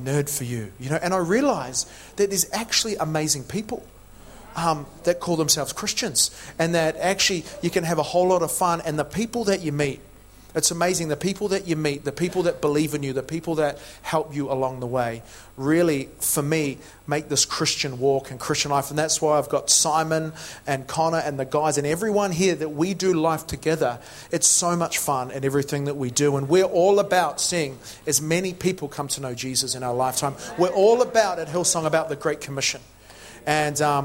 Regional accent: New Zealand; moved away as an adult; also born or lived in Matamata (Hobbiton), New Zealand; now in United Kingdom; I'm originally from New Zealand.

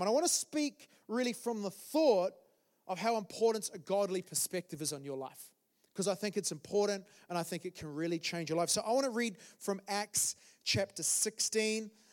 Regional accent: New Zealand; moved away as an adult; now in London, United Kingdom; I'm from, I'm from New Zealand originally. Um, so that was 13 years ago. We came to London, my wife and I.

